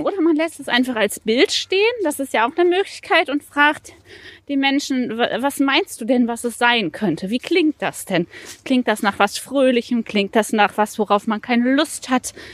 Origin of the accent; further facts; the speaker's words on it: Recklinghausen, North Rhine-Westphalia, Germany; moved away; also born or lived in Ruhr area; geboren tatsächlich in Recklinghausen, aber ich lerne meine Stadt erst noch kennen, weil ich lange Jahre hier gar nicht